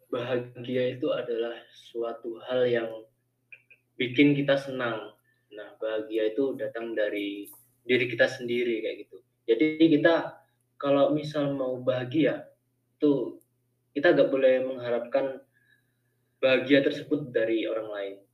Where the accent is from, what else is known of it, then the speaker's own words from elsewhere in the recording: Pasuruan, East Java, Indonesia; Fakultas Pertanian Universitas Jember. Gua dari Pasuruan, Jawa Timur.